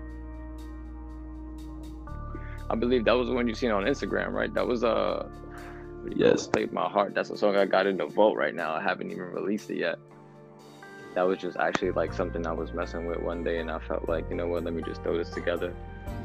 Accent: New York City, New York, United States; I'm from Bronx, New York

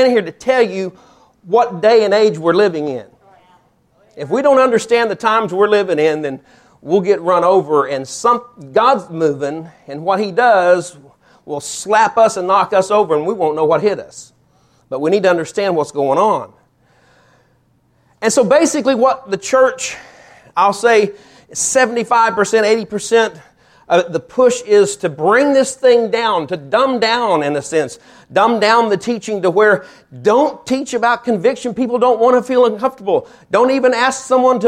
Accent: Topeka, Kansas, United States; moved away as an adult; now in Alvin, Texas, United States; we grew up in Topeka, Kansas. Sandy grew up in Topeka, Kansas. I moved there when I was about 2 years old

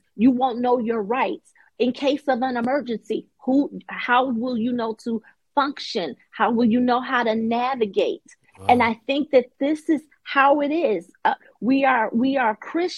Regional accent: Chicago, Illinois, United States; moved away; I'm originally from Chicago. Grew up there.

